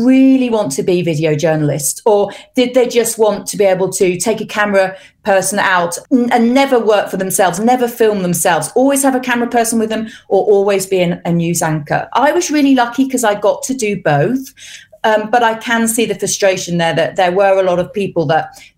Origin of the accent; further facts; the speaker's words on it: England, United Kingdom; moved away as an adult; now in Switzerland; because I'm English, but also because I'm an English camera person in Switzerland.